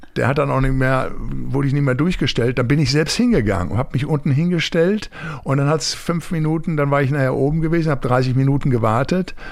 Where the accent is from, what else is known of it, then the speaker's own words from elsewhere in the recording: Recklinghausen, North Rhine-Westphalia, Germany; in Recklinghausen aus meiner Heimatstadt